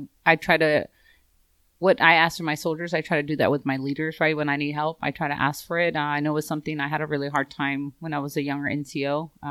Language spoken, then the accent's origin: English; Los Angeles, California, United States; I grew up in South Central Los Angeles.